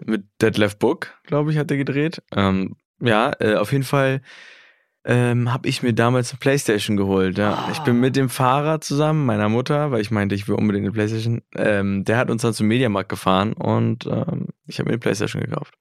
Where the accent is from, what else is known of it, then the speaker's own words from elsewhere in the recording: Berlin, Germany; Ist ja auch so ein bisschen meine Gegend, wo ich herkomme